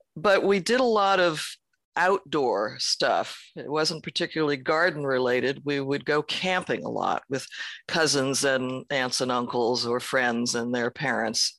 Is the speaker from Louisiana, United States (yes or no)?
no; San Francisco, California, United States; I was born in San Francisco